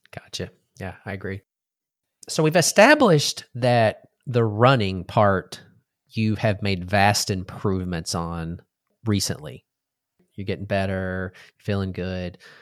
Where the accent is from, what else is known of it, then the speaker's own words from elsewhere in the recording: Texas, United States; growing up in Texas, we were trained or, uh, you ate everything on your plate, right? That's just how we were raised